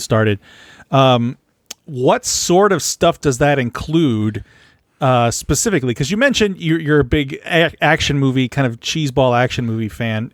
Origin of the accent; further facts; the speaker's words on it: San Antonio, Texas, United States; I'm from San Antonio